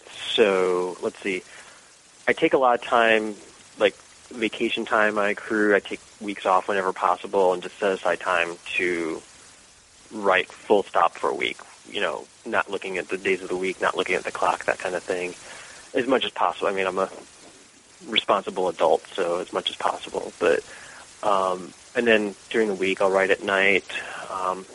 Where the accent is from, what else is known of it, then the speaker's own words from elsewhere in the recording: Cleveland, Ohio, United States; moved away as an adult; now in Washington, United States; I am from Cleveland, Ohio. So Midwestern, and let's see, I moved here in 99